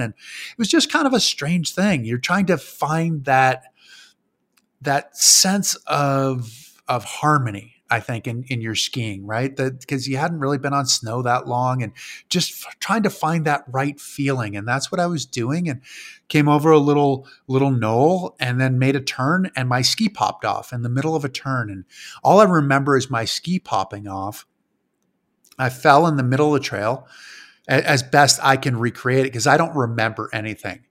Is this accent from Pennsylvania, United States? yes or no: no; Granby, Massachusetts, United States; moved away; I grew up in a town called Granby, Massachusetts, which was probably about five thousand people in Western Mass